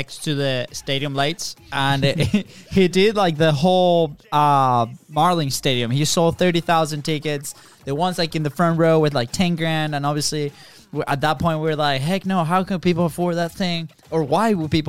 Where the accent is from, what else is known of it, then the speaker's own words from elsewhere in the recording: Florida, United States; We're from Florida. We live in Jacksonville, the opposite side of the country.